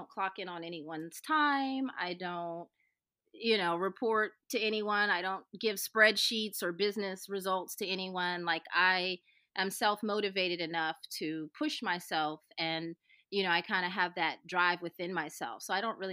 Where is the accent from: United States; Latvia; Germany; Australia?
United States; Houston, Texas; I grew up in Houston, actually